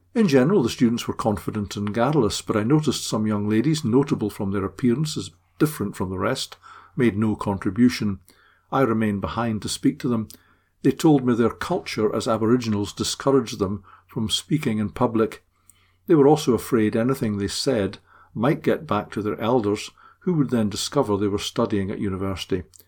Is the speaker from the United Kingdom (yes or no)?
yes; Scotland, United Kingdom; as a Scot